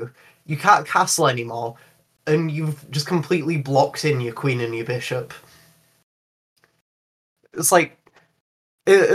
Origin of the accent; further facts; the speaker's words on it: England, United Kingdom; I'm like English